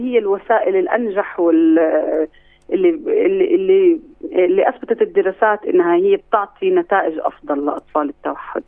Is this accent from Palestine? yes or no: yes; Palestine; عندنا في فلسطين